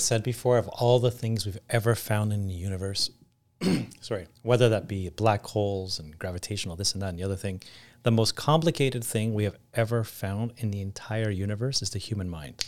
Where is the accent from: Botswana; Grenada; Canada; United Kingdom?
Canada; moved away as an adult; also born or lived in Greece; as a Canadian, Greek Canadian